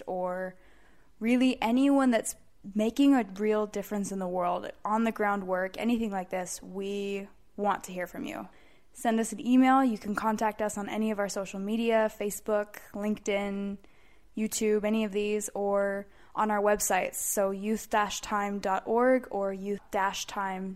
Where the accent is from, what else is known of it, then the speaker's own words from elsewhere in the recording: United States; moved away as an adult; now in Prague, Czech Republic; being American